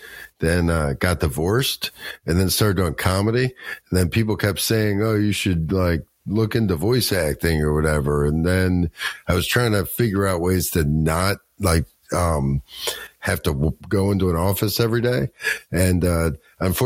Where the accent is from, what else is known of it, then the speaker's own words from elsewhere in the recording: Baltimore, Maryland, United States; moved away as an adult; also born or lived in Colorado; I'm from Baltimore, Maryland. And I grew up here, and then I moved out to Colorado for about 20 years and then moved back here.